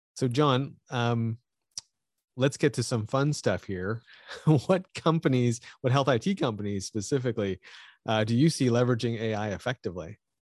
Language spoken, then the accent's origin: English; Canada; I'm Canadian